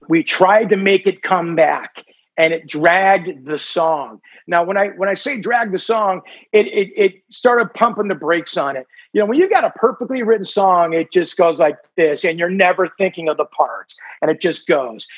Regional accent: Southern California, United States; growing up in Southern California.

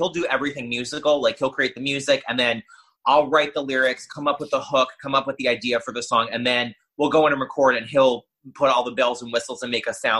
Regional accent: New York City, New York, United States; now in Florida, United States; Born and raised.

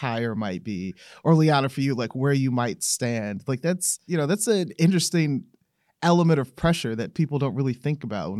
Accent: the South, United States; I grew up down south, there weren't many places or social opportunities to like be around people of different backgrounds, right?

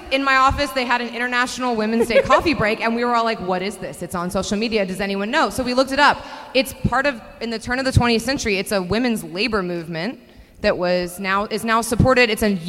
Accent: Austin, Texas, United States; now in Houston, United States; I live in Houston, but I'm actually from Austin, Texas

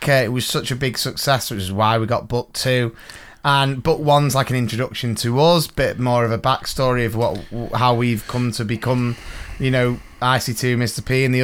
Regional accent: Blyth, North East England, United Kingdom; I was born in Blythe

